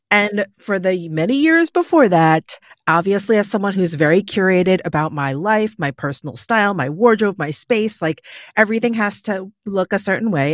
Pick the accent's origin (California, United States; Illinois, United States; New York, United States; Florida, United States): New York, United States; born and raised in New York